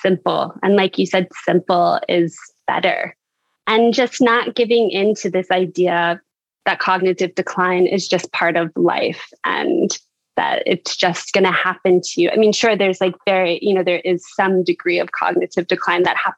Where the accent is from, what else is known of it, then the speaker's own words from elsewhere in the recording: Florida, United States; growing up in Florida, where it's so sharky, and growing up diving and free diving and being a surfer